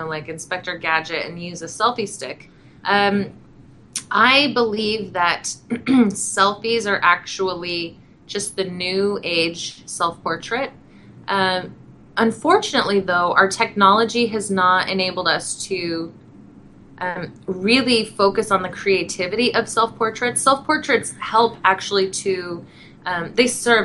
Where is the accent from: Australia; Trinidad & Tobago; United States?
United States; Montana; also born or lived in Wyoming; I was born in Wyoming, grew up in Montana, so I am very connected to nature